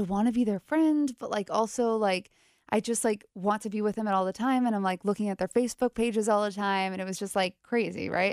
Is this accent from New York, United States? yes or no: yes; New York area, United States; now in Cincinnati, United States; I'm from the New York area.